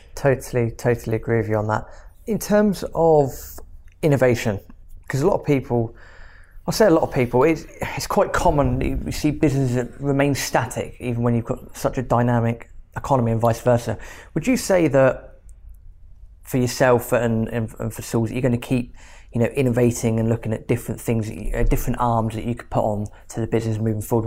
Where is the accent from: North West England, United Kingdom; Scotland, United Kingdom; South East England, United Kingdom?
South East England, United Kingdom; Reading; moved away as an adult; I'm from Reading and I've been here a couple of years.